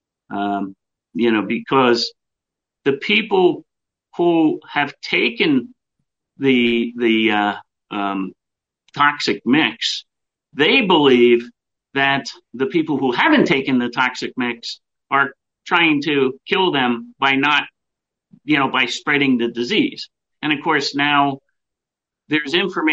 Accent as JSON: {"language": "English", "country": "United States", "said": "we come together as Americans"}